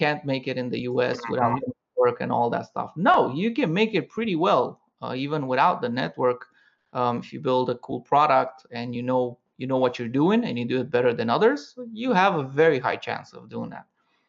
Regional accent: Romania; moved away as an adult; also born or lived in Paris, France; I'm originally from Romania, and after that, I moved to Paris

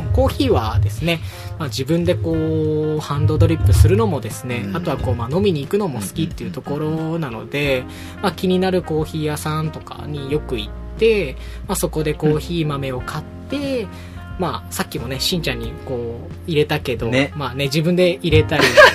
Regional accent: Fukuoka, Japan; moved away as an adult; now in Tokyo, Japan; 出身はですね、福岡県でして

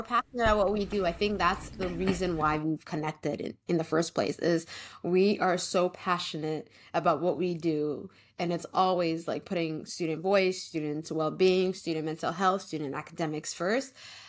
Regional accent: Canada; I am Somali Canadian, so my parents immigrated from Somalia from the war in 1990, I believe.

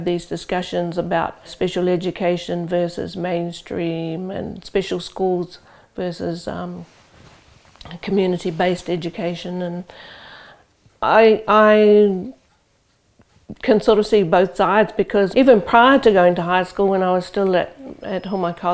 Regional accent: Rotorua, Bay of Plenty, New Zealand; moved away as an adult; now in Auckland, New Zealand; I'm from Rotorua, that's where my family home is. But I live here in Auckland and work here since 1980

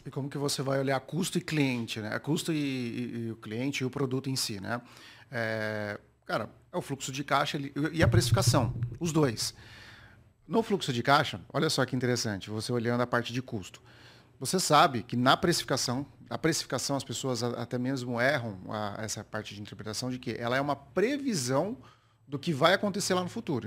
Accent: Campinas, São Paulo, Brazil; sou lá da cidade de Campinas, interior

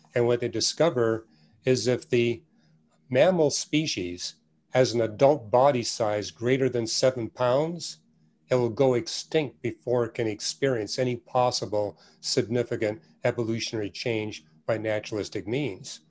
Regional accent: Canada; now in United States; every church I went to where I was raised in Canada

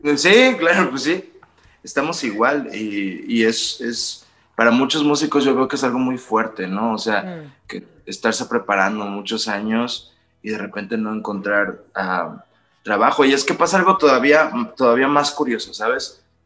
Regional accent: Los Cabos, Baja California Sur, Mexico; moved away as an adult; now in Mexico City, Mexico; yo soy de una ciudad que se llama Los Cabos, Baja California Sur, que es todo playa y cosa bonita, y luego me vine acá a la Ciudad de México

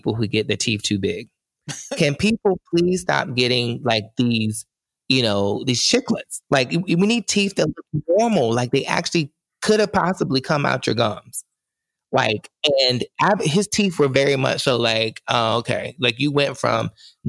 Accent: North Carolina, United States; I am from North Carolina

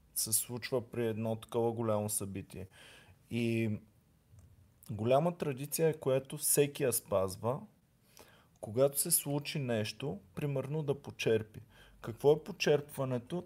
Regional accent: Bulgaria; сме българи

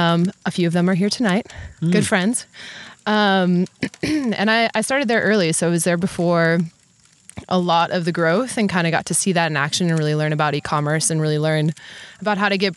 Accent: Wisconsin, United States; I'm from Wisconsin, born and raised in the Midwest.

